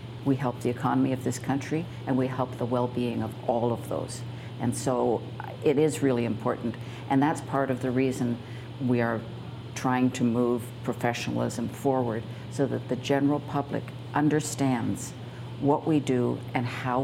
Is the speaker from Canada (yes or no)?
yes; Canada; as one Canadian to another